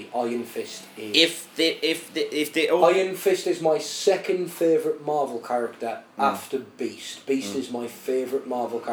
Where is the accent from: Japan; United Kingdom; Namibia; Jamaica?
United Kingdom; England; as an English guy